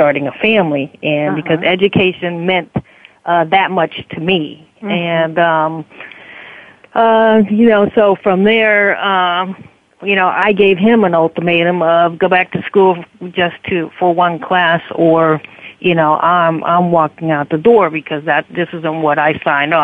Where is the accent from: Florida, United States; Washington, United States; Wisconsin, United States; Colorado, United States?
Florida, United States; South; also born or lived in New Orleans, Louisiana; at the age of 10, we moved from New Orleans to South Florida, and I've been here